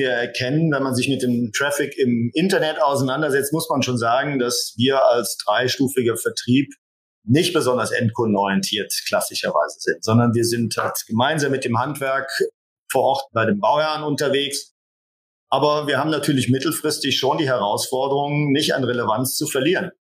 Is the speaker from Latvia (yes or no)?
no; Rhineland, Germany; Und natürlich als Rheinländer liegt das in der DNA, ist man natürlich auch ein bisschen gesellig.